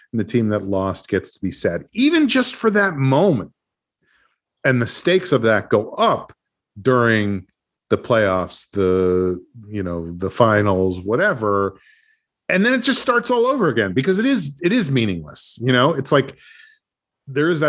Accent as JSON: {"language": "English", "town": "New Rochelle", "region": "New York", "country": "United States", "tie": "born or raised there", "said": "my hometown, New Rochelle."}